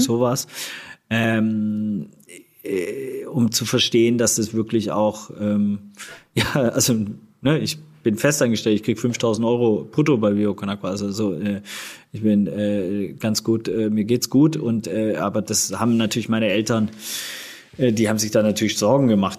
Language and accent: German; Swabia, Baden-Württemberg, Germany; moved away; also born or lived in Hamburg; wir sind, wie gesagt, alle zusammen aufgewachsen im Schwabenland